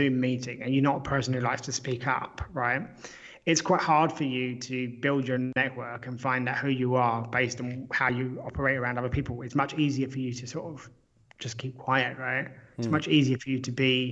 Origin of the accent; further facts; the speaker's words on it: United Kingdom; I'm British